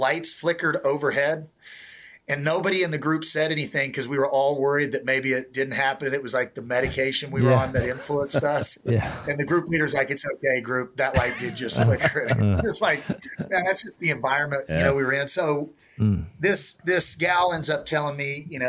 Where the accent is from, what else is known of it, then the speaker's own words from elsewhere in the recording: Kansas, United States; I make my way eventually back to Kansas. And the day before Thanksgiving in 2004, I'm in my hometown